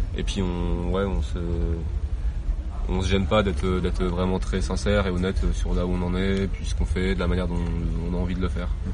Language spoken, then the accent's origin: French; Nancy, Grand Est, France; je viens de Nancy